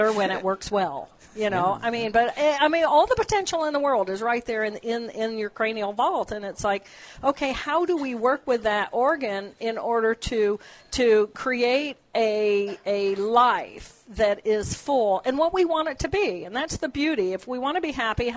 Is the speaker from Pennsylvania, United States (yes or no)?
no; Terre Haute, Indiana, United States; I grew up in Terre Haute